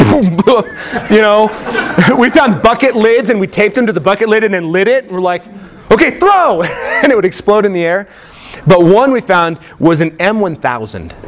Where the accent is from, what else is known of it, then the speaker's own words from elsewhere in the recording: Colorado, United States; moved away as an adult; also born or lived in California; when I was a kid growing up in Colorado